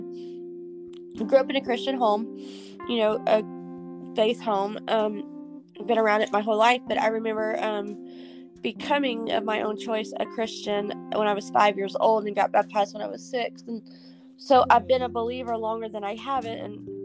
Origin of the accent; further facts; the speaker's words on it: Houston, Texas, United States; I was born in Texas, Houston, Texas, to be exact